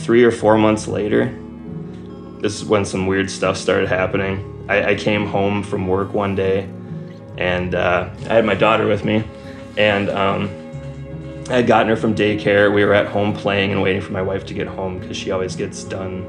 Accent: Wisconsin, United States; I was born and raised in Wisconsin.

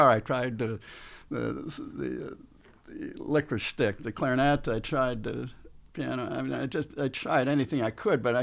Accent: Buffalo, New York, United States; I grew up in Buffalo, so we could get, and he would not go on American television, but I could tune in this scratchy Canadian television

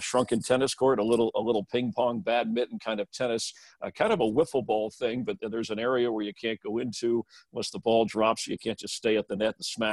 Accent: Florida, United States; now in Los Angeles County, United States; I grew up in Florida.

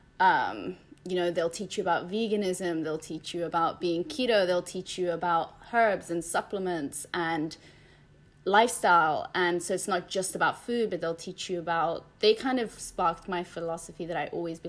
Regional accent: Spain; moved away; I grew up in Spain

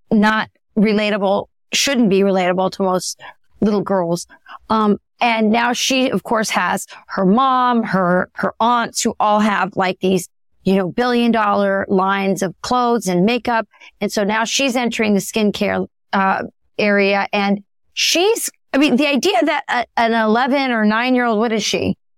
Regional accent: Southwest, United States; Yeah, because I am from the Southwest.

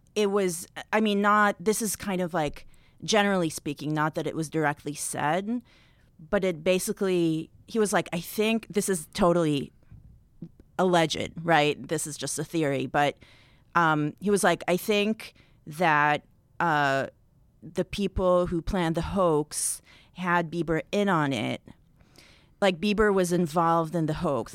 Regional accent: Israel; now in United States; I'm from Israel originally

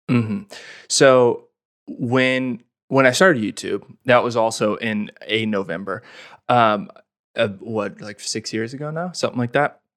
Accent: Olathe, Kansas, United States; moved away; I grew up in Olathe, which is thirty minutes from Lawrence.

